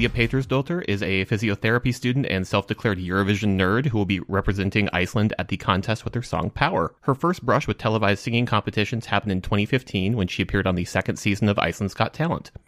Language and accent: English; Minnesota, United States; as a Minnesotan